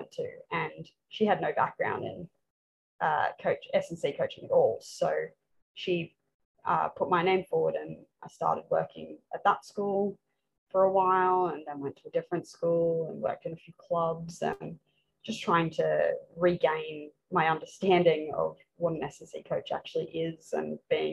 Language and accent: English; Brisbane, Queensland, Australia; pretty much any sport you can do growing up in Brisbane